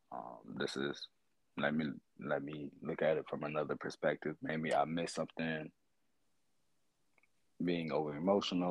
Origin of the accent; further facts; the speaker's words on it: Florida, United States; I'm 27, and I'm from Florida